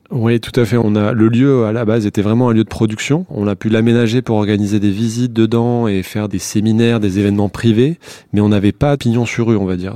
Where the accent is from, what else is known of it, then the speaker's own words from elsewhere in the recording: Bordeaux, Nouvelle-Aquitaine, France; also born or lived in United States; now in Paris, France; nous on est de Bordeaux